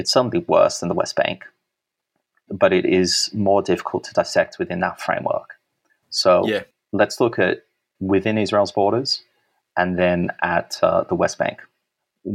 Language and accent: English; Sydney, New South Wales, Australia; Even though I was born in Sydney, I've always lived in Sydney